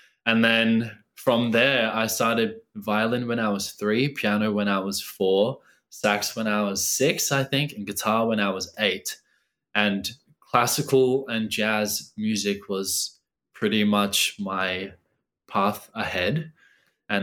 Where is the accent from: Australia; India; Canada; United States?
Australia; also born or lived in Auckland, New Zealand; I was born in Auckland in New Zealand. I moved over to Australia when I was about 3 years old